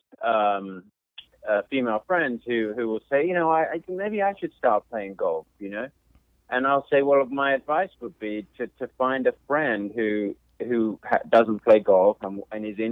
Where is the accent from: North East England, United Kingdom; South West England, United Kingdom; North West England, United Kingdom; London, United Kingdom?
London, United Kingdom; moved away; also born or lived in Macon, Georgia; I grew up in South London